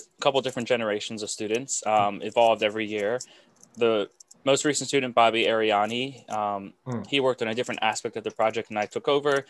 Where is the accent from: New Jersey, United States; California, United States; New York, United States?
New Jersey, United States; But I'm from South Jersey, so only about an hour from Widener.